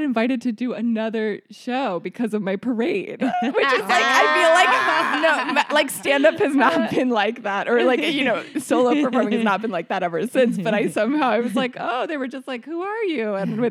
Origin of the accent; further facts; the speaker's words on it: New York, United States; I grew up here, yeah.